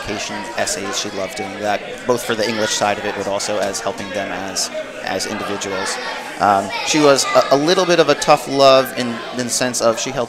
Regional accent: Cedarhurst, New York, United States; I'm from Cedarhurst

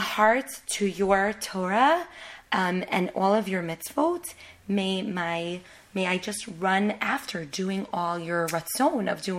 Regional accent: New York City, New York, United States; now in Israel; I was born in Manhattan, and my parents always had a tremendous passion for Eretz Yisrael. and they always wanted to make Aliyah. And they did actually make Aliyah all together, myself and my siblings. We made Aliyah in 1990, the year of the Gulf War.

